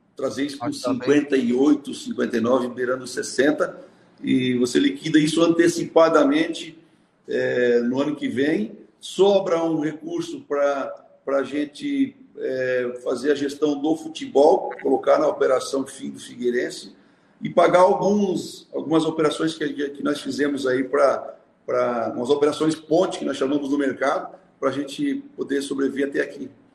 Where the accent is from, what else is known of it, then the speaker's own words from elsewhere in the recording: Bom Retiro, Santa Catarina, Brazil; also born or lived in São Paulo; now in Florianópolis, Brazil; nascido em Bom Retiro, aqui no, na Serra Catarinense, né? tenho muito orgulho da região que eu nasci. É, vim para Florianópolis em 1974